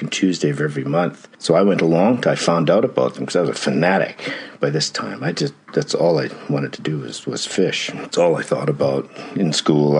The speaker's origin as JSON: {"language": "English", "town": "Calgary", "region": "Alberta", "country": "Canada", "tie": "born or raised there", "moved": "yes", "lives_now": "New Zealand", "said": "Born and raised in Alberta, I grew up in Calgary"}